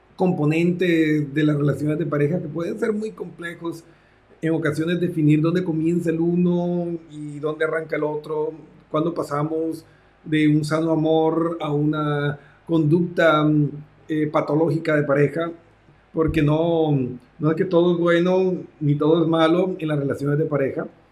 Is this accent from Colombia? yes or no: yes; Colombia; moved away; also born or lived in Mexico; estudié en mi tierra natal, Colombia